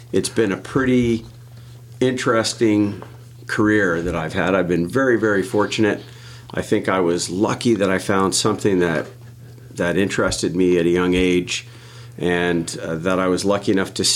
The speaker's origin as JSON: {"language": "English", "town": "Ottawa", "region": "Ontario", "country": "Canada", "tie": "born or raised there", "also_born_or_lived": "Barbados", "said": "I was born and raised in Ottawa, Ontario, Canada, about as far away from the ocean as you can get"}